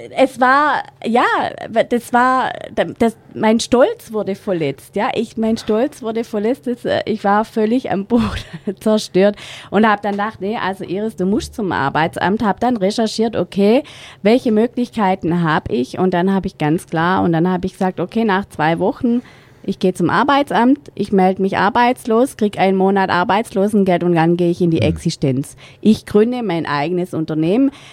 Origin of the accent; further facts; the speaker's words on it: Rottweil, Baden-Württemberg, Germany; moved away as an adult; wieder zurück in meine Heimatstadt zu gehen, damit meine Eltern uns unterstützen können